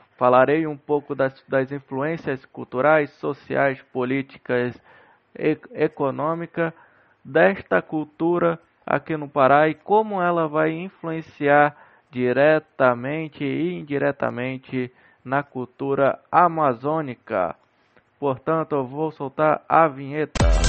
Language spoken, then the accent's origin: Portuguese; Castanhal, Pará, Brazil; no município aqui de Castanhal, no município onde eu nasci e cresci